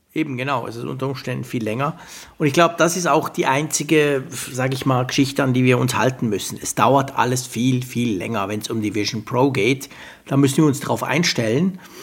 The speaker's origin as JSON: {"language": "German", "country": "Switzerland", "said": "bei uns in der Schweiz"}